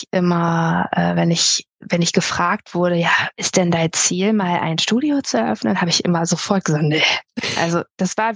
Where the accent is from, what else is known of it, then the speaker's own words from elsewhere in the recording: Melle, Lower Saxony, Germany; ich komme aus Melle bei Osnabrück